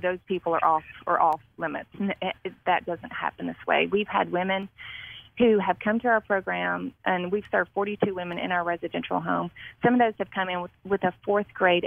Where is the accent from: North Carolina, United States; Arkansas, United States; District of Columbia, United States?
Arkansas, United States; Marion; now in Jackson, United States; I was born and raised in Marion, Arkansas